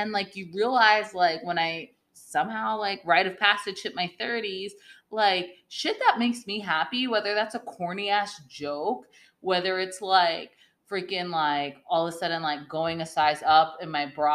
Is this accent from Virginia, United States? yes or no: no; Vermont, United States; moved away; I grew up in Vermont